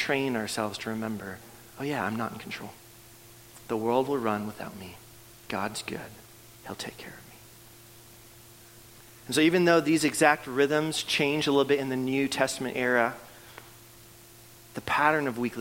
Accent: Canada; moved away; I'm from Canada, and so I grew up playing hockey

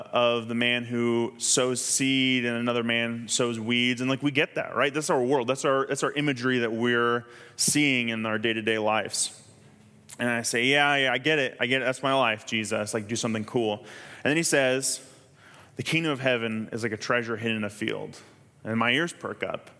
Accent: Kansas, United States; I'm from Kansas

